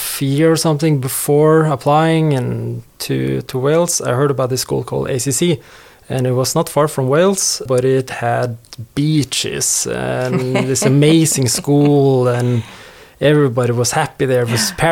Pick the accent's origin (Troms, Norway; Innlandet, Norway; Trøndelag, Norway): Innlandet, Norway; Hamar; moved away as an adult; also born or lived in Bournemouth, United Kingdom; now in Stavanger, Norway; Born and raised in Hamar